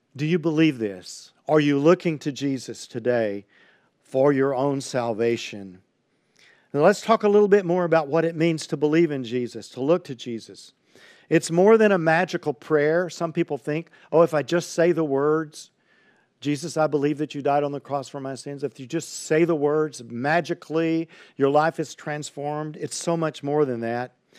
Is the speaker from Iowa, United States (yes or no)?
no; Highlands, Texas, United States; I grew up in Highlands, Texas, on the east bank of the San Jacinto River